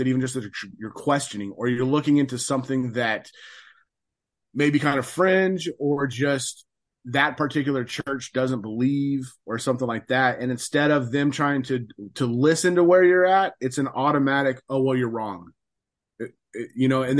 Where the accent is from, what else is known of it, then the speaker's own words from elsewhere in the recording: West Coast of the United States, United States; I grew up on the West Coast of the United States.